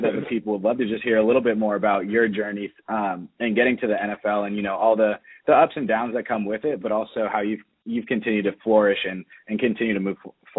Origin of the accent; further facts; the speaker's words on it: Atlanta, Georgia, United States; We're both from Atlanta, believe it or not.